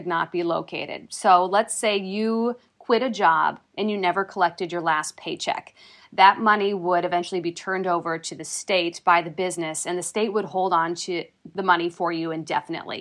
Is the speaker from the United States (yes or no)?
yes; Minnesota, United States; accent: Minnesota; now in Wisconsin, United States; my Minnesota accent